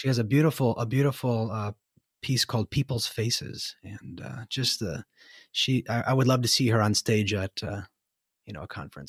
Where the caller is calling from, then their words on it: United States; And I'm telecasting from the United States, and I feel obligated to apologize for our government.